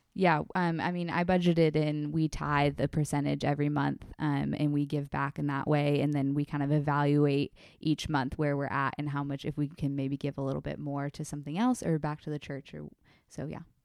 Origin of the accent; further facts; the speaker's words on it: California, United States; moved away; I'm originally from California, and I was home last weekend with my family